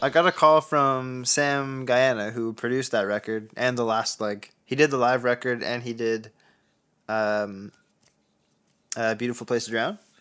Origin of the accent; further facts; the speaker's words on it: Canada; I'm Canadian.